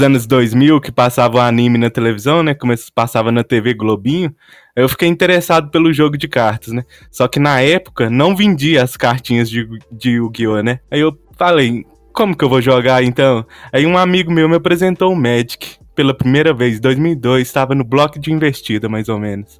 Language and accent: Portuguese; Patos de Minas, Minas Gerais, Brazil; E eu sou do interior de Minas Gerais, uma cidade chamada Patos de Minas